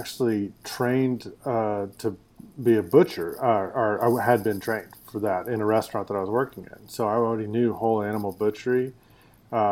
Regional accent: Denton, Texas, United States; I grew up in Denton, Texas, which is north of Dallas and Fort Worth

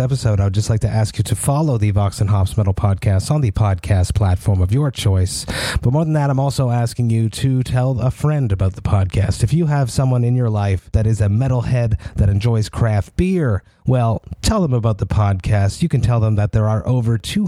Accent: Montreal, Quebec, Canada; I'm from Montreal

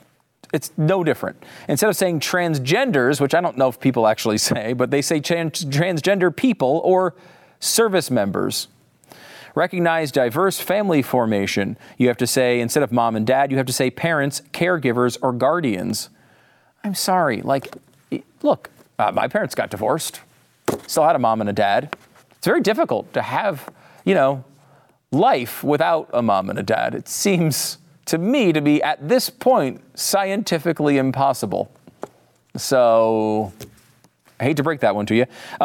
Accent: Connecticut, United States; now in Texas, United States; Now, I live in Texas, and everybody says y'all, but I'm from Connecticut, so y'all sounds kind of ridiculous to me.

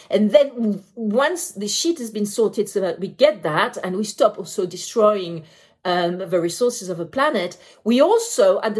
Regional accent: France; also born or lived in United Kingdom; Um, I am French, I am British, and therefore Brexit.

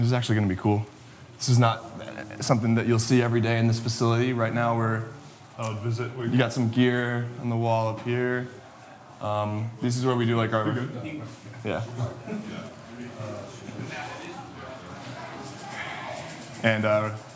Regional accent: Connecticut, United States; moved away as an adult; now in Lexington, United States; Went to my high school in Connecticut

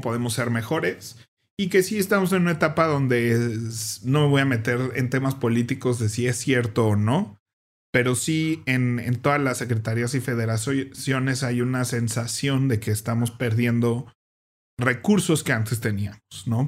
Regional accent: Mexico; el partido de México donde salimos del Mundial

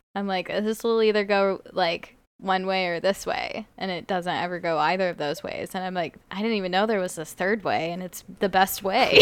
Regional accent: Las Vegas, Nevada, United States; growing up in Vegas

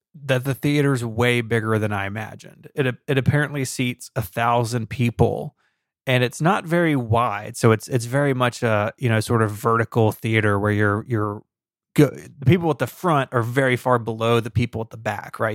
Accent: Memphis, Tennessee, United States; Saint Jude does happen to be in my hometown

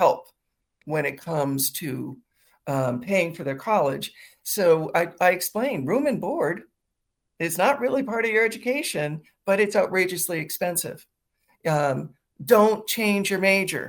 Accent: Midwest, United States; now in Washington, D.C., United States; I grew up in the Midwest

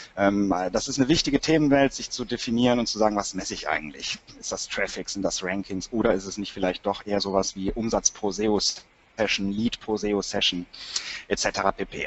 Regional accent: Cologne, North Rhine-Westphalia, Germany; bin eine echte Kölsche Jung

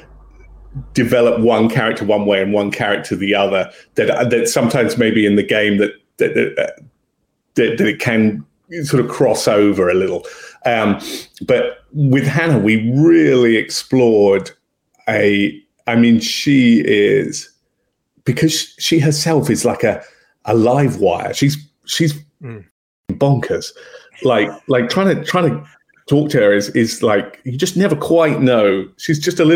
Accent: England, United Kingdom; I'm English

